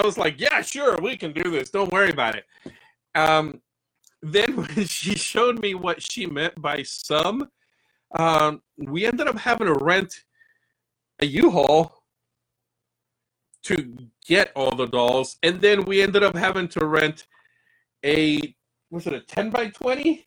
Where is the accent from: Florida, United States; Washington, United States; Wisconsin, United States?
Florida, United States; I grew up in the Boys and Girls Club when I first came here to Florida